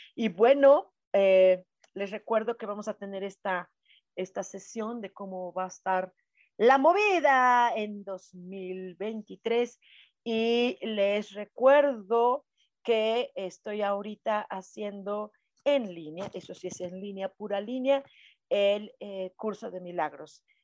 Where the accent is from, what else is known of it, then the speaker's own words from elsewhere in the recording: Mexico City, Mexico; aquí en Ciudad de México no somos cultura maya, somos cultura náhuatl o nahua